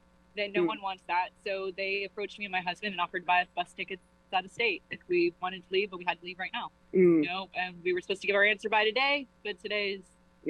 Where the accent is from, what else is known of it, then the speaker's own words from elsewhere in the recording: Georgia, United States; moved away as an adult; now in New Haven, United States; I'm originally from Georgia. I came here because my husband's father is ill and his family is here. And we've kind of made a home here